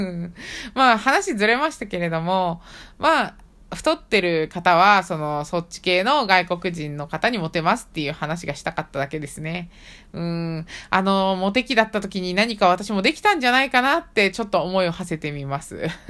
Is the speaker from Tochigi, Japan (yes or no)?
yes; Tochigi, Japan; 地元栃木なんですけれども